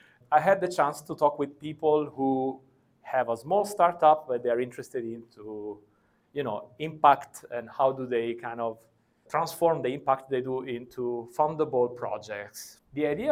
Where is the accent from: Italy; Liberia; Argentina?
Italy; I come from Italy.